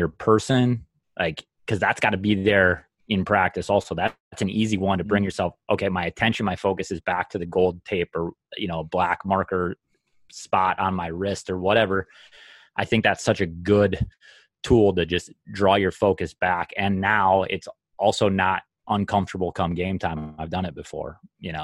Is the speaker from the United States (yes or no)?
yes; Minnesota, United States; I'm from Minnesota